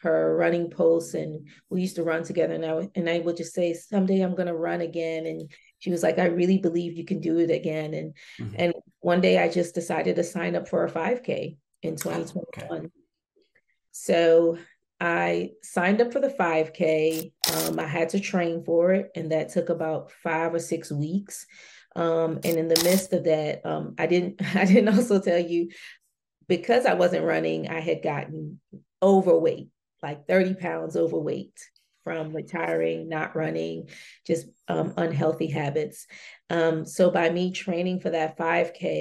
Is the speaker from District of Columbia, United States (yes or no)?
yes; Washington, District of Columbia, United States; moved away as an adult; also born or lived in Germany; I grew up right here in the Washington, D.C. metropolitan area